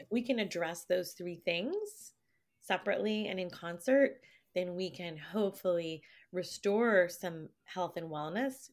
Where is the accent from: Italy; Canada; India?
Canada; I'm not from here. I'm, no, I'm Canadian